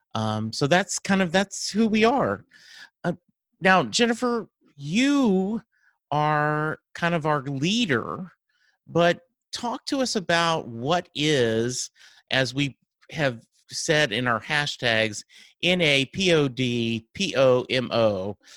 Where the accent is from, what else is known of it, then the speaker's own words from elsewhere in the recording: Dallas, Texas, United States; I'm from Dallas, Texas.